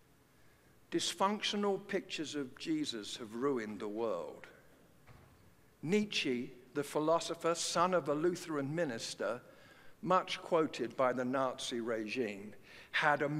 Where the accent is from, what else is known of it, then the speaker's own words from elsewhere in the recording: London, United Kingdom; growing up in the East End of London